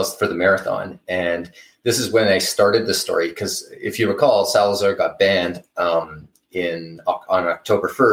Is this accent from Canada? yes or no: yes; Canada; I'm Canadian